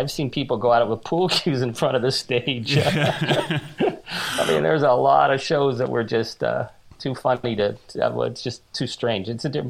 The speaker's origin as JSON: {"language": "English", "town": "Timmins", "region": "Ontario", "country": "Canada", "tie": "born or raised there", "also_born_or_lived": "Toronto", "moved": "yes", "said": "Timmins is my hometown"}